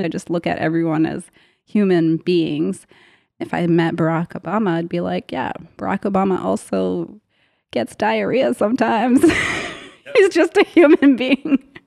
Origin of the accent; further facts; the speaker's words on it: Canada; I grew up in Canada